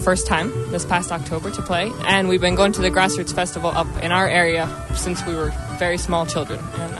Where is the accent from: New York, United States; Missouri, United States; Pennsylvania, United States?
New York, United States; Ithaca; I'm from Ithaca, New York, and I play the flute.